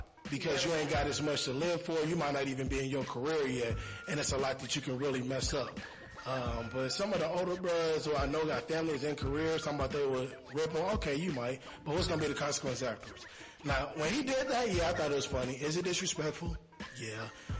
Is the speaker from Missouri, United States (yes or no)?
yes; Kansas City, Missouri, United States; moved away; also born or lived in Decatur